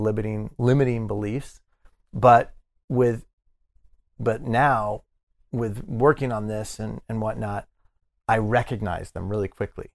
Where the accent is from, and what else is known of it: Denver, Colorado, United States; born or raised there; moved away; also born or lived in Miami